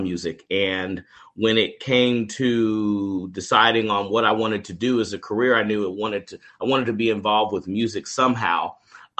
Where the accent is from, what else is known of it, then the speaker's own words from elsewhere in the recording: Kansas City, Kansas, United States; moved away as an adult; now in Texas, United States; I was born and raised in Kansas City, Kansas. I grew up there in the public KCK public schools